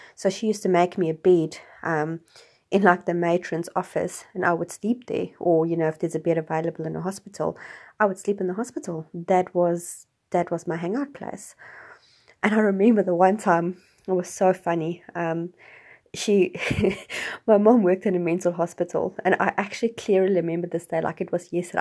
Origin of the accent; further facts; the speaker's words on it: South Africa; growing up in South Africa